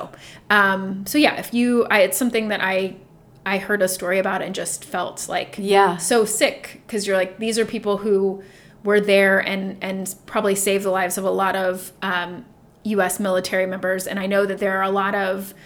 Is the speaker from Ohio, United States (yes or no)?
yes; Dayton, Ohio, United States; I'm from Dayton, Ohio